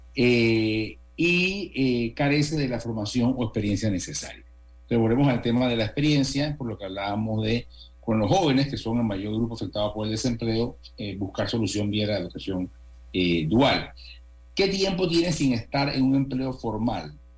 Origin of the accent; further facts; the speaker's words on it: Panama; toda la vida como panameños hemos disfrutado y hemos tenido